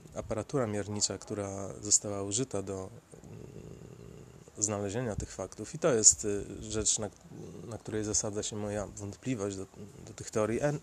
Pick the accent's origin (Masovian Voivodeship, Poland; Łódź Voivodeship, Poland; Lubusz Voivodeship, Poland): Łódź Voivodeship, Poland; Sieradz; now in Łódź, Poland; ja pochodzę z Sieradza